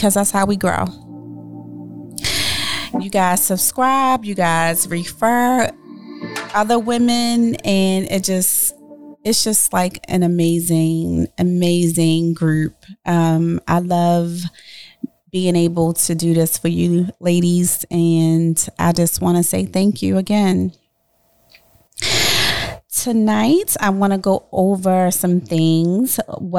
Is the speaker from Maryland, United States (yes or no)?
yes; Baltimore, Maryland, United States; my hometown